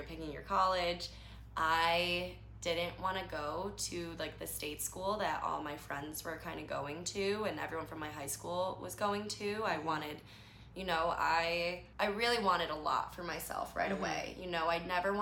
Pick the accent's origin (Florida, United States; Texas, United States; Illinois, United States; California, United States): Illinois, United States; Chicago; I grew up very differently than I live now. So I'm from Chicago.